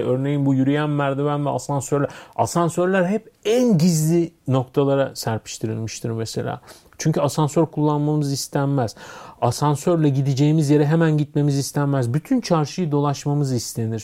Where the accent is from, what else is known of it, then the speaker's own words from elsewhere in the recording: Istanbul, Turkey; also born or lived in Nişantaşı, Istanbul; Ben İstanbul'da doğdum büyüdüm. E, Yeşilköylüyüm